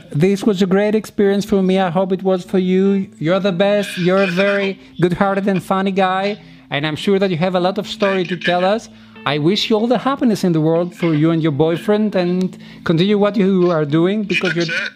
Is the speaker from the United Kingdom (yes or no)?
no; Thessaloniki, Central Macedonia, Greece; moved away as an adult; I was born in Thessaloniki. I lived there till I was 25